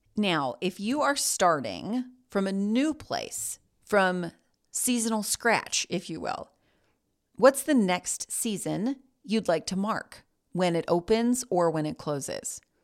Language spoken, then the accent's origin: English; Greensboro, North Carolina, United States; I was born in Greensboro, and other than three semesters at a college one town over, I have never left.